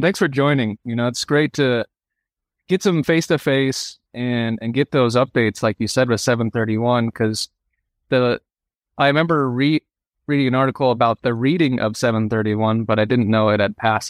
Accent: Sedona, Arizona, United States; I grew up in Sedona

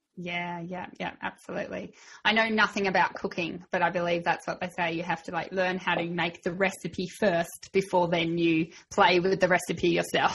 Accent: Australia; I'm Aussie

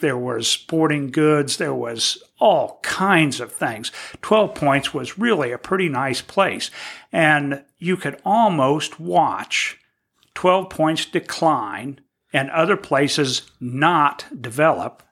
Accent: Terre Haute, Indiana, United States; I grew up in Terre Haute.

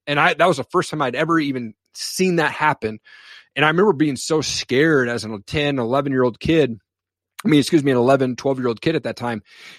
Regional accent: Washington, United States; So, you know, I grew up in Eastern Washington.

